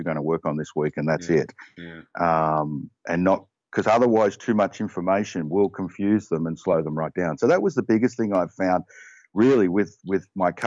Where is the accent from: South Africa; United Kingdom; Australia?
Australia; now in Connecticut, United States; like any Aussie